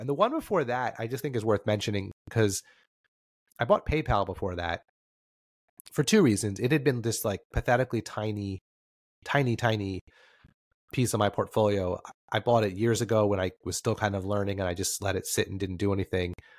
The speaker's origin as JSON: {"language": "English", "region": "New Jersey", "country": "United States", "said": "I'm from New Jersey"}